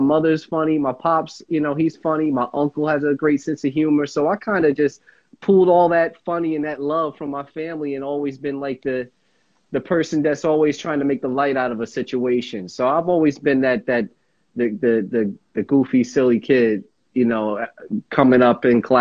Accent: Montclair, New Jersey, United States; I'm from Montclair, New Jersey

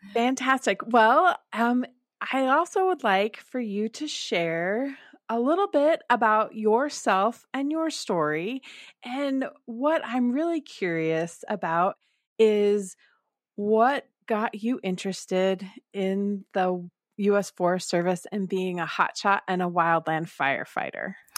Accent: Denver, Colorado, United States; even though I grew up in Colorado, I grew up in Denver

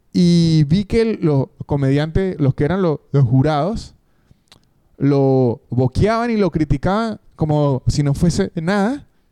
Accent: San Cristóbal, Táchira, Venezuela; also born or lived in Caracas; now in Argentina; yo no soy de Caracas, la capital de, Venezuela, yo soy de San Tobal

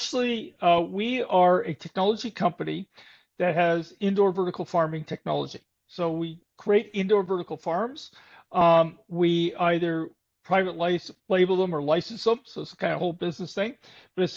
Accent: Canada; I'm a Canadian

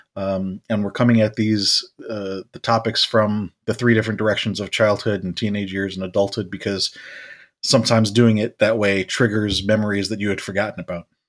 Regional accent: United States; us being American

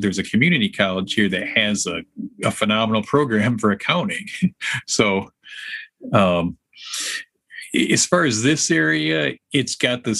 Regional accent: Alpena, Michigan, United States; now in Lansing, United States; I actually was born and raised in northern Michigan, northern lower Michigan

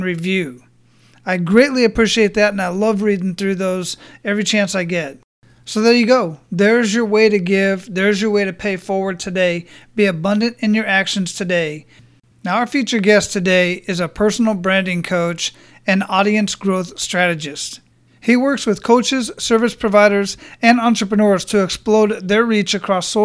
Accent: Phoenix, Arizona, United States; moved away; also born or lived in Hawaii; I grew up in Phoenix

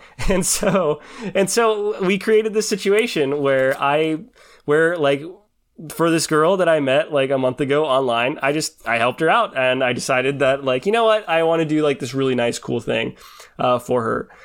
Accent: Washington, United States; I grew up in Washington

